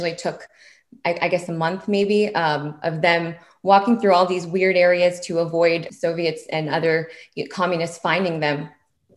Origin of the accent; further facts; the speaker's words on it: Springfield, Virginia, United States; I grew up in Springfield, Virginia. So Fairfax County in Virginia.